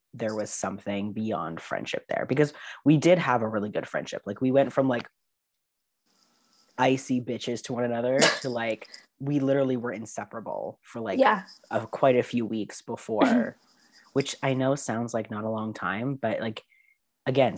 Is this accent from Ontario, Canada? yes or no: yes; Barrie, Ontario, Canada; also born or lived in Kingston; I went to high school in Barrie